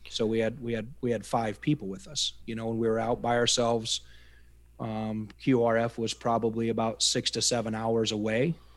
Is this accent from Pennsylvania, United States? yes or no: no; upper Iowa, United States; moved away as an adult; I grew up in the Midwest, uh, upper Iowa farm country.